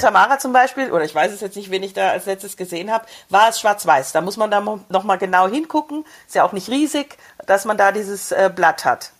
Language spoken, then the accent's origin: German; Brixental, Tyrol, Austria; bei uns in Brixental